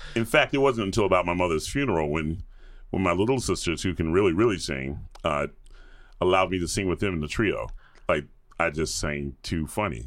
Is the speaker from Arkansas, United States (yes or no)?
no; Atlanta, Georgia, United States; moved away; grew up in the suburbs of Atlanta